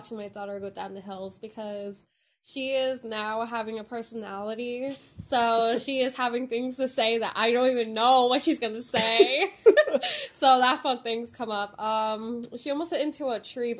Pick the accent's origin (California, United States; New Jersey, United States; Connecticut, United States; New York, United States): New Jersey, United States; I'm from Jersey